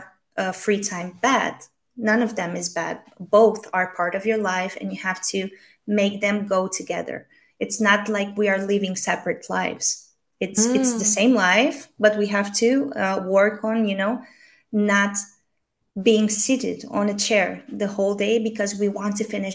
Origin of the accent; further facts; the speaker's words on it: Romania; now in Spain; I'm from Romania